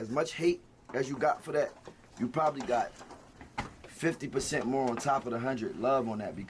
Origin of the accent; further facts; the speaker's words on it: Philadelphia, Pennsylvania, United States; I'm from Philly.